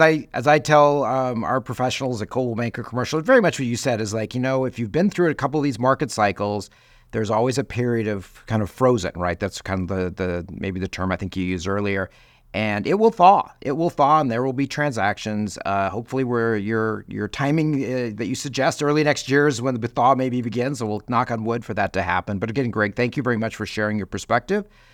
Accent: Chicago, Illinois, United States; my hometown of Chicago

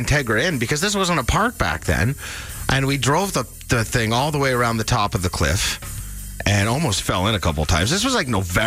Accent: about an hour outside of Toronto, Ontario, Canada; moved away; It's just outside of Toronto here. It's about an hour outside of Toronto. This is my hometown area

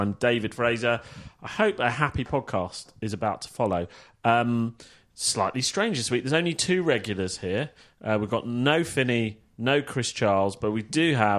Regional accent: Manila, Metro Manila, Philippines; And yes, I'm from Manila.

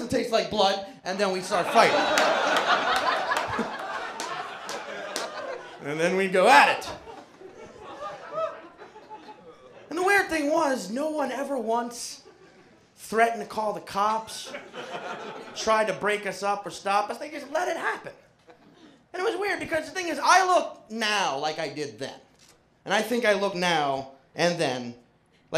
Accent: New Orleans, Louisiana, United States; I was born and raised in New Orleans, Louisiana.

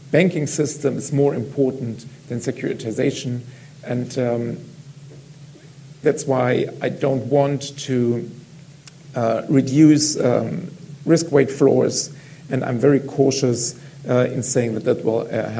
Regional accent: Mannheim, Baden-Württemberg, Germany; my hometown, Mannheim

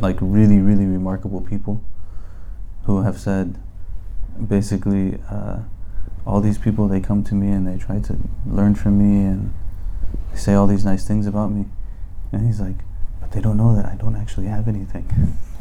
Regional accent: United States; I'm from America

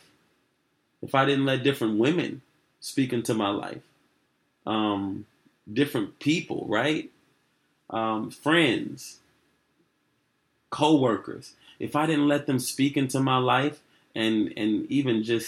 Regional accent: Chicago, Illinois, United States; growing up in Chicago

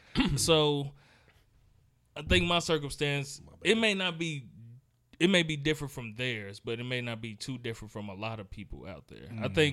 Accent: Gary, Indiana, United States; where I grew up in Gary, Indiana

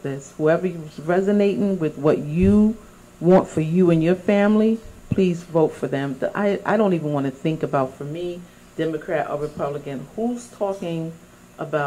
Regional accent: New York City, New York, United States; also born or lived in Bronx; I was born and raised in Harlem

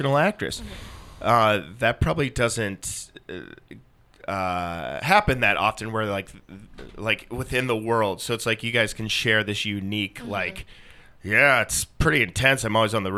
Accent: Minnesota, United States; moved away; I'm from Minnesota

